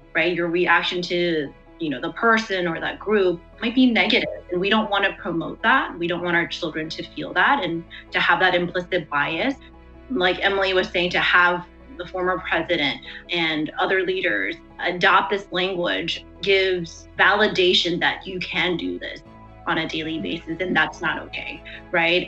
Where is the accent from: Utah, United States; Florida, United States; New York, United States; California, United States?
California, United States; Davis; I'm actually from Davis, California, you know, and this is my home, and I'm American just like you.